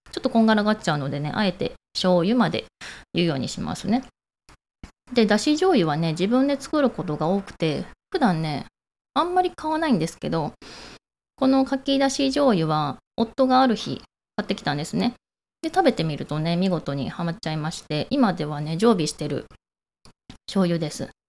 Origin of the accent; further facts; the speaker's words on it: Ako, Hyogo, Japan; moved away as an adult; now in Fukuoka, Japan; 私ね地元が兵庫県の赤穂市ってとこで